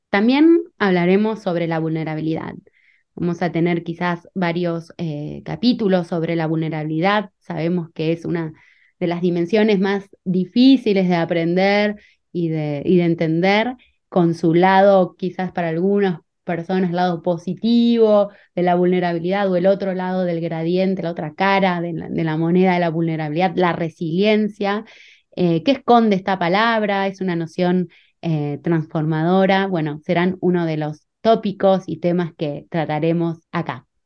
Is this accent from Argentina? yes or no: yes; Argentina; also born or lived in Bariloche, Argentina / Lausanne, Switzerland; yo soy de Argentina